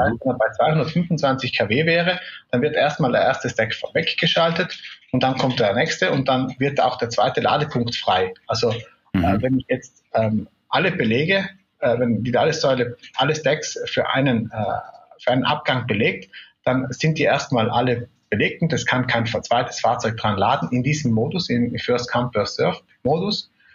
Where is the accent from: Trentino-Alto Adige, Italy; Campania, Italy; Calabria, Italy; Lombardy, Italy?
Trentino-Alto Adige, Italy; South Tyrol; also born or lived in Munich; Ich äh, bin in Südtirol äh, geboren und aufgewachsen